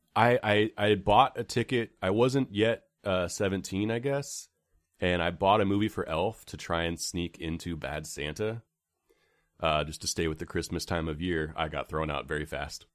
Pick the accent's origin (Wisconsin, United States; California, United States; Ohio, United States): California, United States; San Francisco; I grew up right around the Castro Theater